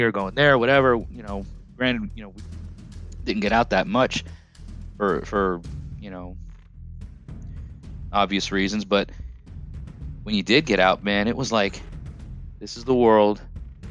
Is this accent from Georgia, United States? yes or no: no; Long Island, New York, United States; moved away as an adult; also born or lived in Orange County, New York; now in Tennessee, United States; I'm from Long Island originally, if you can't tell by my accent. Moved to the lower foothills of the Catskill Mountain Range with my parents in 97. You know, but lived on Long Island for the first 13 years of my life